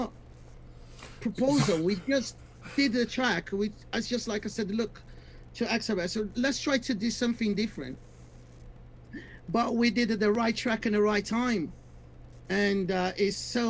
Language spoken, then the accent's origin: English; Brazil; I'm from Brazil.